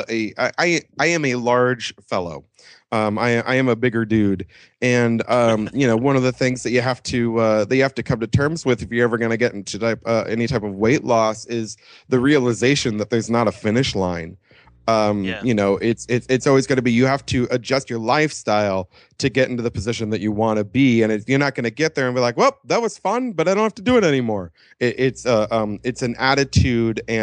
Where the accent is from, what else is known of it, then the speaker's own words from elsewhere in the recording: Los Angeles, California, United States; I grew up in Los Angeles. I am a native.